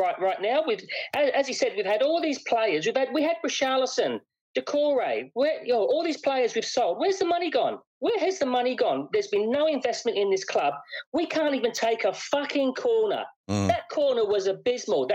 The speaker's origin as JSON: {"language": "English", "town": "Watford", "region": "East of England", "country": "United Kingdom", "tie": "born or raised there", "moved": "yes", "said": "I was born in Watford"}